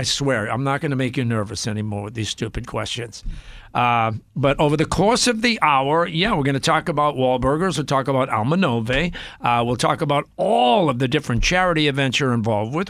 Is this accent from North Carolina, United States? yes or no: no; Cambridge, Massachusetts, United States; growing up in East Cambridge, and again, we grew up very poor